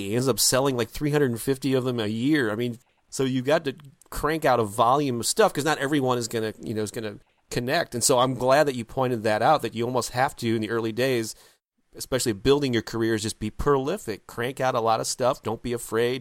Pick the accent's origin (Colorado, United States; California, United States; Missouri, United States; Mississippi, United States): Missouri, United States; St. Louis; my hometown of Saint Louis, Missouri